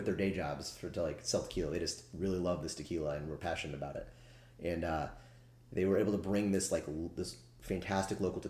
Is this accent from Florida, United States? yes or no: yes; Daytona Beach, Florida, United States; moved away; my hometown of Daytona Beach, Florida.